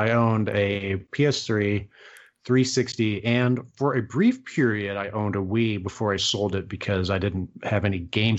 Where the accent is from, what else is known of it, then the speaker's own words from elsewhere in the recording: United States; I'm American.